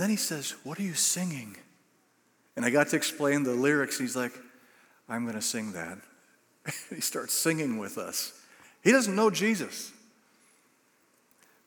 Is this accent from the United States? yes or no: yes; United States; we're from the United States